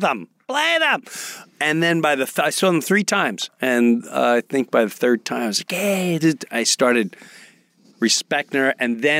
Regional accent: Kentucky, United States; born there; And I was born in Kentucky.

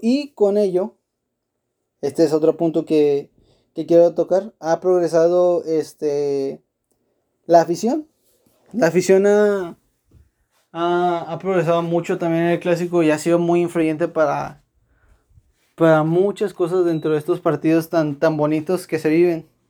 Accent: Monterrey, Nuevo León, Mexico; yo como, como regio y como rayo

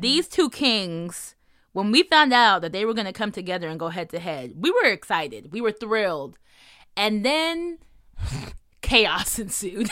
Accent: New Jersey, United States; I'm also from New Jersey

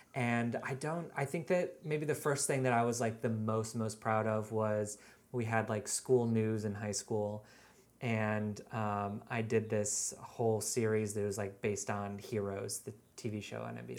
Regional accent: just outside of Seattle, Washington, United States; now in New York, United States; I grew up in Washington State, just outside of Seattle.

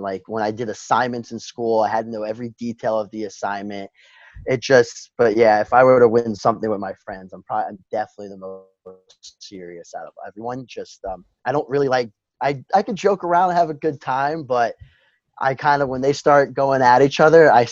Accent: Mamaroneck, New York, United States; I grew up in Mamaroneck, New York, small town

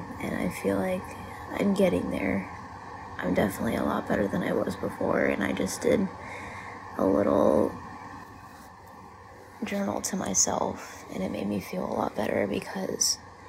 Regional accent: California, United States; I'm 19, I'm from California

